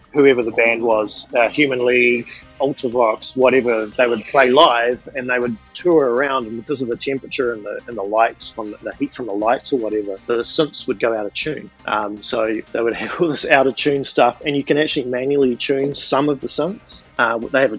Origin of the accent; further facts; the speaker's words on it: New Zealand; moved away as an adult; now in New York City, United States; I'm originally from New Zealand, when I was living there, I had a studio